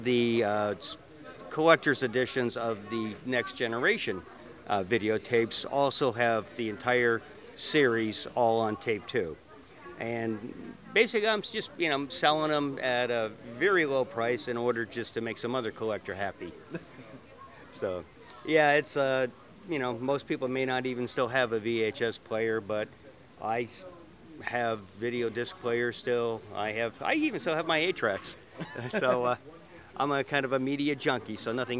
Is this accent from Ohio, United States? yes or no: no; Indianapolis, Indiana, United States; I'm from Indianapolis, Indiana